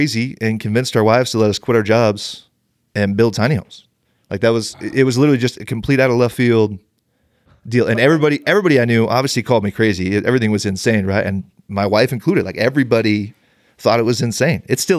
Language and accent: English; Bakersfield, California, United States; moved away as an adult; I grew up an hour and a half north of LA in Bakersfield. Okay. So I am an LA sports guy. Those are my teams. I've lived up here. I came up here to go to the Y, and I've been up here for 16 years.